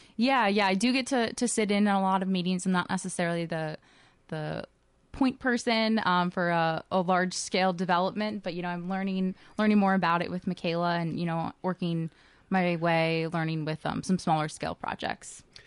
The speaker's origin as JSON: {"language": "English", "town": "Elko New Market", "region": "Minnesota", "country": "United States", "tie": "born or raised there", "also_born_or_lived": "Lakeville, Minnesota / upstate New York / Jordan, Minnesota", "said": "I am from Elko New Market, so not too far from Northfield. I went to Lakeville Schools growing up"}